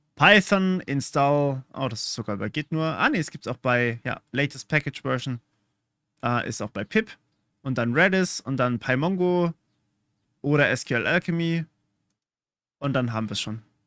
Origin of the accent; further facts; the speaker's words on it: Germany; accent: German; Ich habe einen deutschen Akzent